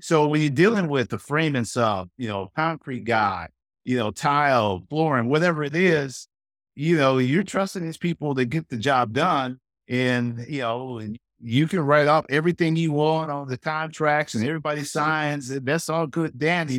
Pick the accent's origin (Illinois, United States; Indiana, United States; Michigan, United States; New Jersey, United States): Michigan, United States; Pontiac; We grew up in Pontiac, and uh, that's just north of Detroit, suburb of Detroit.